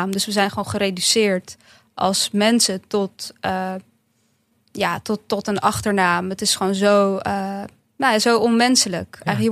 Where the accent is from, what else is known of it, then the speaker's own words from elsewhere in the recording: Bosnia & Herzegovina; Nou, ik kom uit een, uit een stadje op de Kroatisch-Bosnische grens. Dus dat deel waar ik vandaan kom is echt door de Kroaten overgenomen.